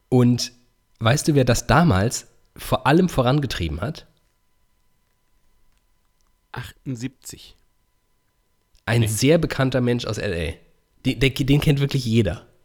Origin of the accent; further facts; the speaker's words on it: Iffezheim, Baden-Württemberg, Germany; in oh. meiner Heimat. Äh, auf, in Iffelsheim.